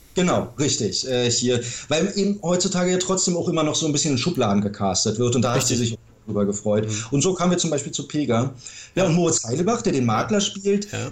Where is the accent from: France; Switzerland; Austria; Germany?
Germany; Berlin; also born or lived in Ludwigsburg; ich bin tatsächlich geborener Berliner